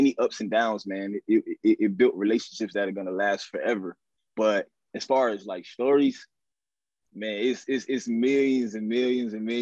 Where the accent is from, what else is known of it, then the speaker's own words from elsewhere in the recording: Hollywood, Florida, United States; born and raised in Florida